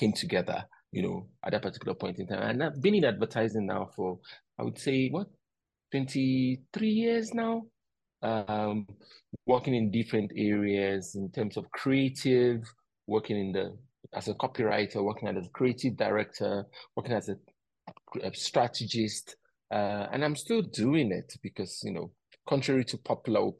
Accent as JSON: {"language": "English", "country": "Nigeria", "said": "where I come from as a Nigerian"}